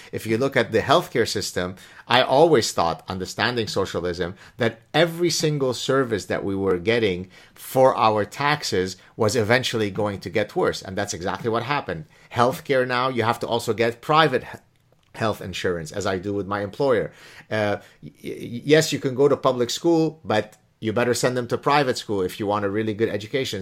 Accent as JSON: {"language": "English", "town": "Montreal", "region": "Quebec", "country": "Canada", "tie": "born or raised there", "also_born_or_lived": "Lebanon", "said": "I came to Canada from Lebanon as an eleven-year-old child in nineteen seventy-five"}